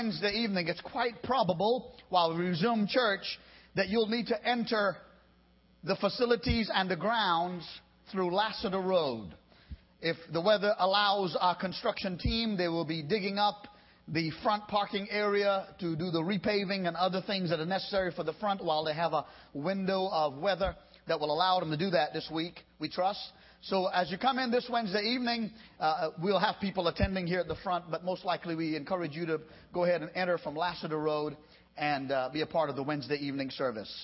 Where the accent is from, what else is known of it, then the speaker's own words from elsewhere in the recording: United States; I being also an American